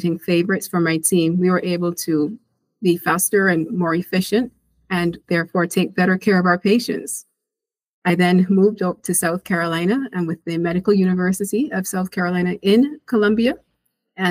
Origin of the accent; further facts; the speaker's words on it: Barbados; moved away as an adult; now in United States; I'm a physician from Barbados, an island in the Caribbean. I went to medical school there and then came to the U.S. for residency